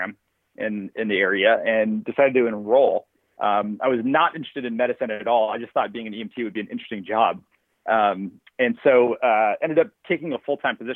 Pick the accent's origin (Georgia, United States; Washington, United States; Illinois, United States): Washington, United States; Seattle; I grew up in the Pacific Northwest in Seattle, right outside of Seattle